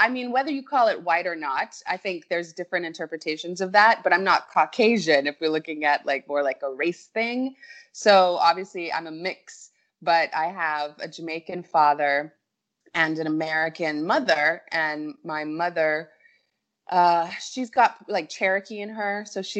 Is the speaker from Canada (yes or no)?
no; Cayman Islands; So my father was 66 when I was born. {S4} Oh, wow. {S5} And so we had already moved to the Cayman Islands, and that's how I got here.